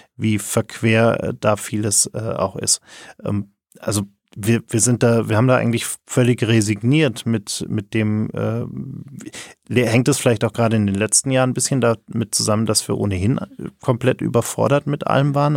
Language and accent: German; Germany